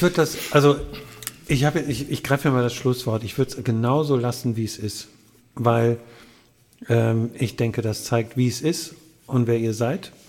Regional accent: Wuppertal, North Rhine-Westphalia, Germany; In, in der Landesfrauenklinik, natürlich, in Wuppertal

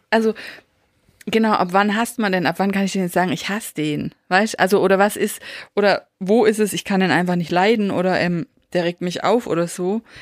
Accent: Baden-Württemberg, Germany; Wir sind halt Schwaben.

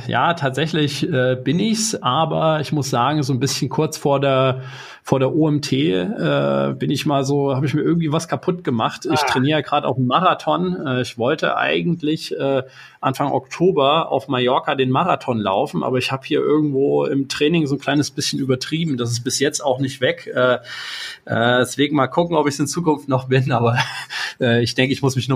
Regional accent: Erfurt, Thuringia, Germany; moved away as an adult; ich bin irgendwann mal in Erfurt geboren, äh, 1987, bin da aufgewachsen, habe da irgendwann mein Abitur gemacht.

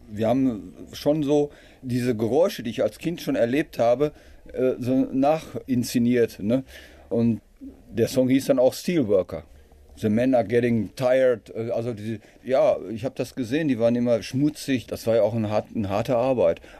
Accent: Dortmund, North Rhine-Westphalia, Germany; born there; Ja, ich bin äh, Rheinische Straße 143 äh, geboren, also praktisch äh, in dem

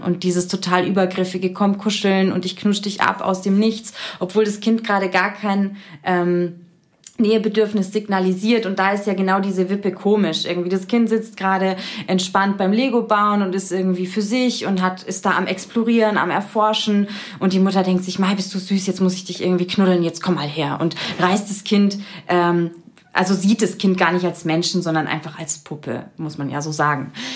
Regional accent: Munich district, Bavaria, Germany; ich bin im, im Landkreis München, also schon ein bisschen ländlicher ähm, groß geworden

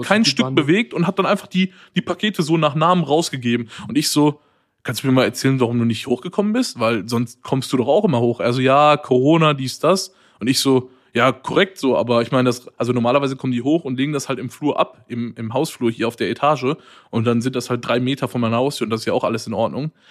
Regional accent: Waltrop, North Rhine-Westphalia, Germany; moved away as an adult; now in Cologne, Germany; ich komme ja eigentlich aus Waldrop, das ist neben Dortmund und studiere aber in Köln und wohne hier auch.

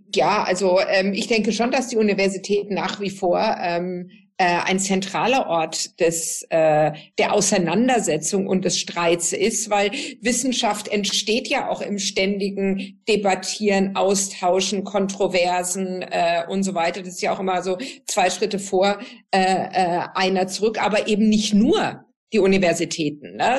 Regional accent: Southern Germany, Germany; da, wo ich herkomme, äh, aus, aus Süddeutschland

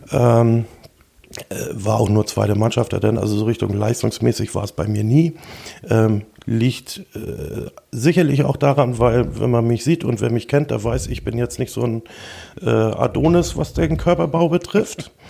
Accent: Lindhöft, Schleswig-Holstein, Germany; Ähm, ich bin hier ganz in der Nähe in Lindhöft aufgewachsen. Ähm, bin in Ostdorf zur Schule gegangen, dementsprechend auch in Ostdorf mit dem Fußballspielen als Siebenjähriger angefangen.

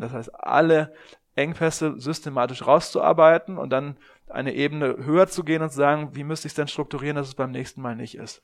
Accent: Germany; gerade als Deutscher

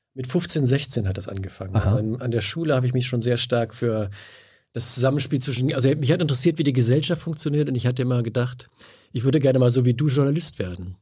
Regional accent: Bünde, North Rhine-Westphalia, Germany; moved away as an adult; now in Berlin, Germany; ich kam aus, also Bünde hat 40.000 Einwohner

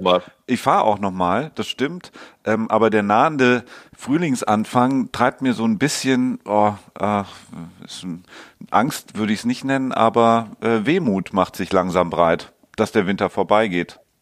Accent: Hamburg, Germany; als Hamburger

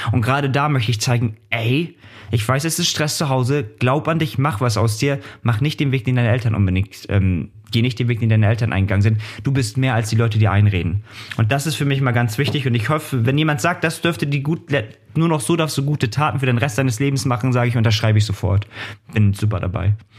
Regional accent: Hamburg, Germany; now in Kiel, Germany; für mich ja Hamburg der Ort, wo ich herkomme

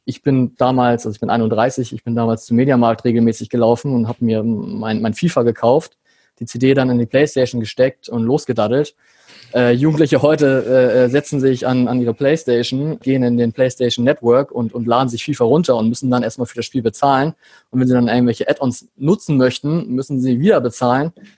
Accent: Hamburg, Germany; lebe in Hamburg, bin auch Hamburger

